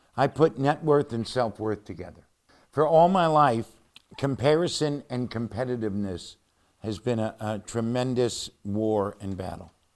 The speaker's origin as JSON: {"language": "English", "town": "Cleveland", "region": "Ohio", "country": "United States", "tie": "born or raised there", "said": "Cleveland, Ohio, my hometown, our hometown"}